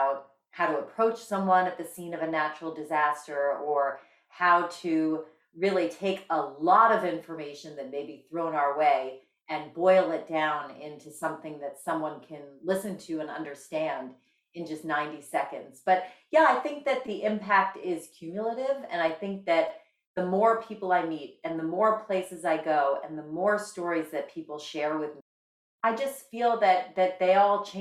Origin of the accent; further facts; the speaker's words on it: Bergen County, New Jersey, United States; I grew up in Bergen County, New Jersey, the oldest of six kids